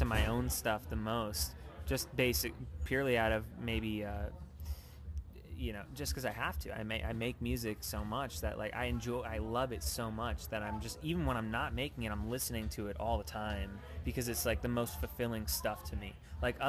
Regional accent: suburbs outside Philadelphia, Pennsylvania, United States; now in Los Angeles, United States; I'm from, like, right outside of Philly in the suburbs.

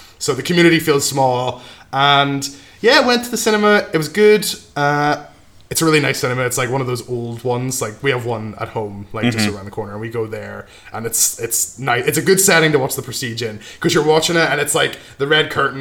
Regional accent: Northern Ireland, United Kingdom; I'm from Northern Ireland too

